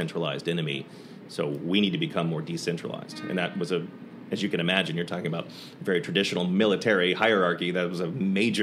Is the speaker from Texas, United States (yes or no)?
yes; Dallas, Texas, United States; I grew up in Dallas